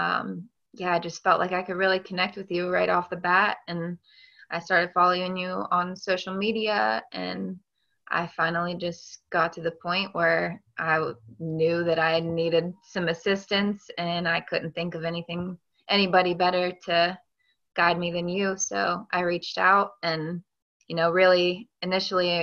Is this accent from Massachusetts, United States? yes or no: no; Hancock County, West Virginia, United States; also born or lived in Fairmont, West Virginia; I grew up in Hancock County, West Virginia. So I've been a West Virginia girl my whole life